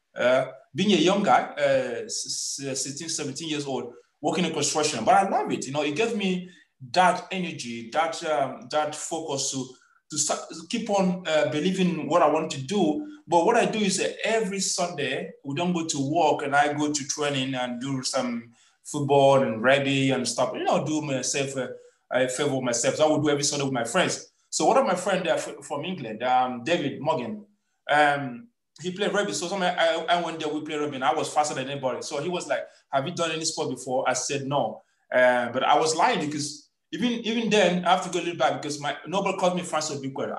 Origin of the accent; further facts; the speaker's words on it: Nkwelesinaka, Anambra, Nigeria; moved away as an adult; also born or lived in Imo State, Nigeria; now in Portugal; I'm from Anambra, from Nkwelesinaka. So uh, my father was a policeman. Uh, we we we live in Imo State